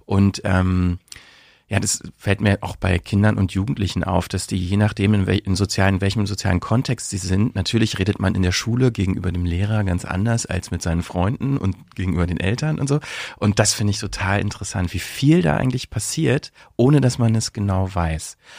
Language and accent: German; Brandenburg, Germany; born or raised there; accent: Berlin dialect; moved away as an adult; also born or lived in Bielefeld; now in Berlin, Germany